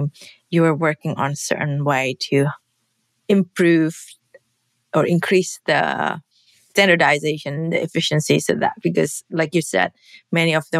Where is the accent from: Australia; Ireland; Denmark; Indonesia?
Indonesia; moved away; I grew up in Indonesia